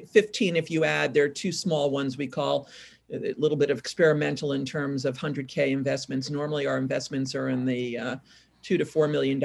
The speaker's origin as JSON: {"language": "English", "region": "New York", "country": "United States", "also_born_or_lived": "California", "moved": "yes", "lives_now": "Portland, United States", "said": "I'm originally from New York"}